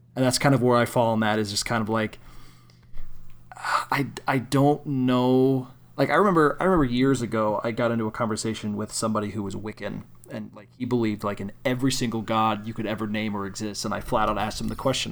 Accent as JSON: {"language": "English", "region": "Illinois", "country": "United States", "said": "I'm from Illinois."}